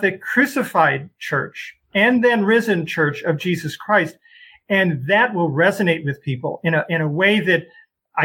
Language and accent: English; Chicago, Illinois, United States; now in Des Moines, United States; I come from Chicago.